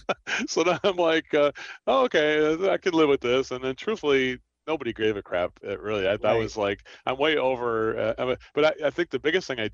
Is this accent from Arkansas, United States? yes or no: no; Trenton, New Jersey, United States; I'm from Trenton, New Jersey